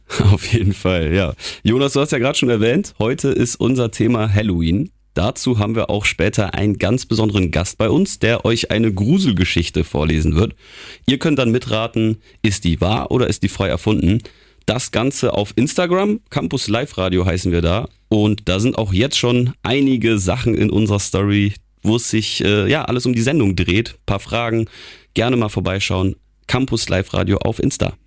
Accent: Geneva, Switzerland; also born or lived in Germany; now in Wilhelmshaven, Germany; Ich bin in Genf ja aufgewachsen in der Schweiz

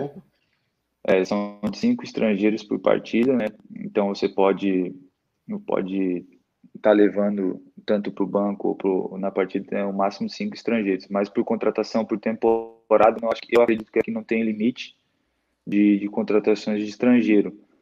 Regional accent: Itajaí, Santa Catarina, Brazil; also born or lived in Santo Antônio da Platina, Paraná; Eu sou natural de lá, mas desde, o, desde, desde que eu nasci, depois, eu só, só nasci lá mesmo, depois eu fui para Santa Catarina, né? Itajaí, é onde eu moro atualmente

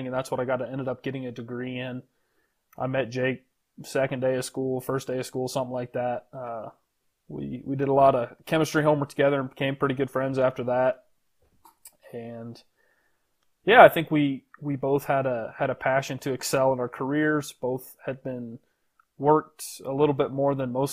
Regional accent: Show Low, Arizona, United States; moved away as an adult; also born or lived in Texas; So I grew up in Arizona, pretty small town called Sholo.

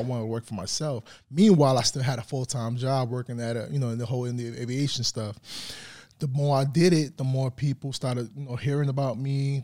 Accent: New York City, New York, United States; moved away as an adult; now in Tulsa, United States; I'm from the Bronx, New York

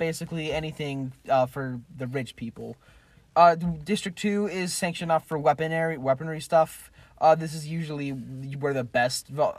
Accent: Las Vegas, Nevada, United States; I was born and raised in Vegas.

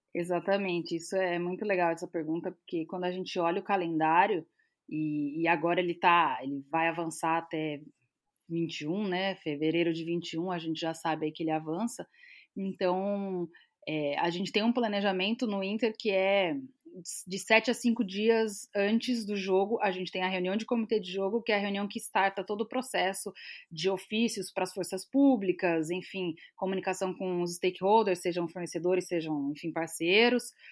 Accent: São Paulo, Brazil; moved away as an adult; now in Rio Grande do Sul, Brazil; eu vivendo aqui no, no, Rio Grande do Sul, eu sou de São Paulo

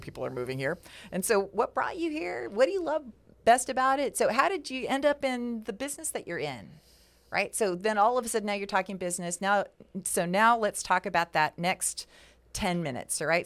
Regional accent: West Coast, United States; moved away; for me, growing up on the West Coast

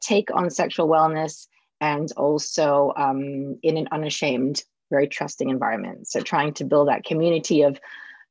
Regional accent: Singapore; I grew up in Singapore, and especially it was in the 80s. So especially with my parents as well, arriving in 82

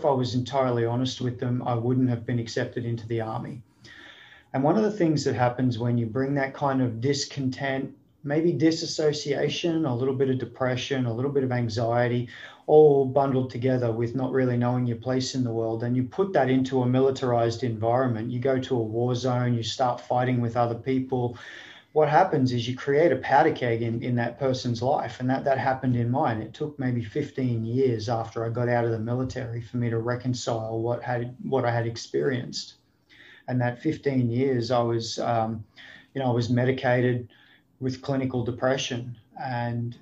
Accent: Sunshine Coast, Queensland, Australia; moved away as an adult; also born or lived in Sydney, Australia; now in United States; I was born in Sydney. I grew up on the Sunshine Coast of Queensland

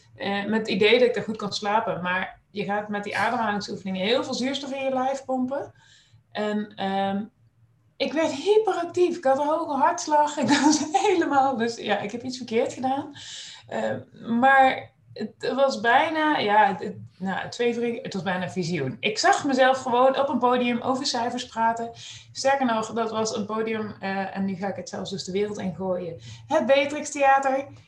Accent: Nijmegen, Gelderland, Netherlands; moved away as an adult; also born or lived in Groningen; geboren en getogen in Nijmegen

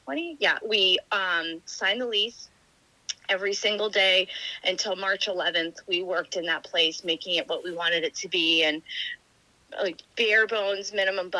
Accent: Punta Gorda, Florida, United States; also born or lived in New Hampshire; So we've grown up in Punta

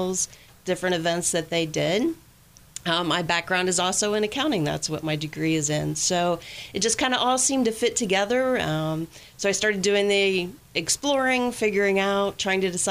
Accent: Athens, Ohio, United States; moved away as an adult; also born or lived in Orlando, Florida; now in Batesville, United States; I was born and raised in Athens, Ohio

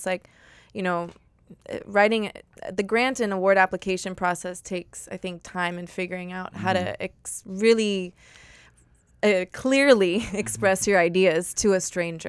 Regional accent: Miami Beach, Florida, United States; That's my hometown, North Beach.

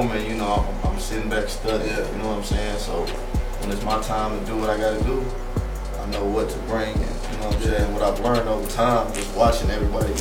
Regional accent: Oklahoma, United States; I'm from Oklahoma

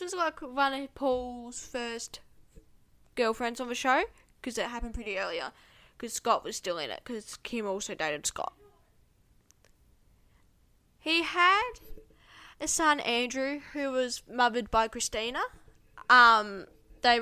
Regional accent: Australia; I'm actually from Australia

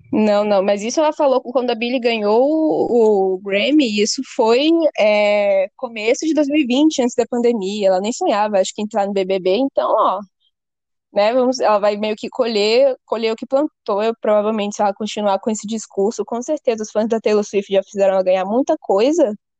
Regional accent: Manaus, Amazonas, Brazil; now in São Paulo, Brazil; Eu moro em São Paulo, ela mora em Manaus, nós dois somos de Manaus, mas eu moro aqui

